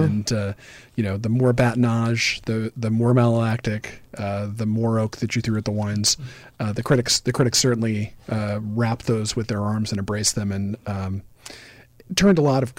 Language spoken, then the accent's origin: English; Sonoma County, California, United States; I grew up here in Sonoma County and have been in the industry for over 30 years.